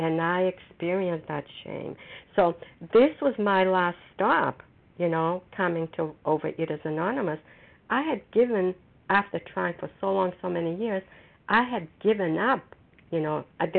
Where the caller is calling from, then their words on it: Foxborough, Massachusetts, United States; recovered compulsive overeater, and I'm calling from Foxborough, Massachusetts.